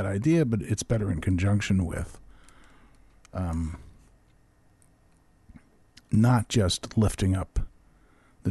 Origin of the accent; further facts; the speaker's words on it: New York, United States; I grew up in New York, and there was a sporting goods store called Modell's.